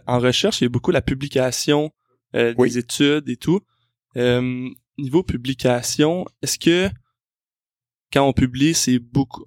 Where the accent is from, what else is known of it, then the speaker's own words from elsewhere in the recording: South Shore of Montreal, Quebec, Canada; Je suis quelqu'un qui vient de la rive sud de Montréal, donc euh, c'est mon coin de pays